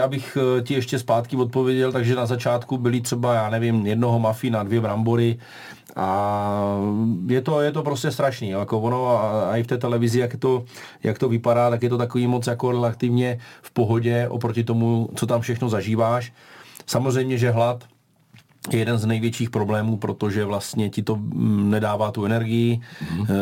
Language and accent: Czech; Brno, South Moravian Region, Czechia; u nás v Brně